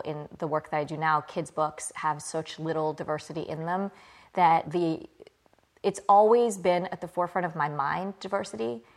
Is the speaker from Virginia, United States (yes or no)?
yes; Clarksville, Virginia, United States; also born or lived in Birmingham, England; I grew up, I was born in England. I grew up in a small town in Virginia called Clarksville.